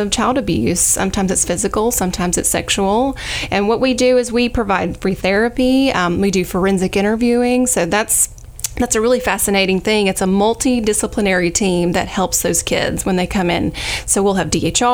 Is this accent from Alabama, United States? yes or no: yes; Ashford, Alabama, United States; also born or lived in Troy, Alabama / Birmingham, Alabama; I am a native of the Ryegrass. My hometown is Ashford